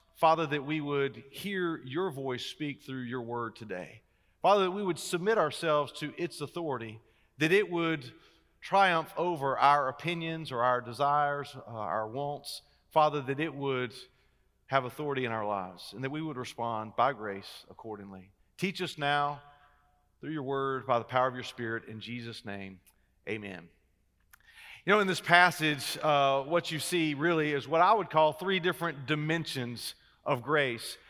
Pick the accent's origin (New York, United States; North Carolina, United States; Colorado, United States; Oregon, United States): North Carolina, United States; Wilmington; I am a native of North Carolina. In fact, I grew up uh, on the coast. I grew up in Wilmington down by the beach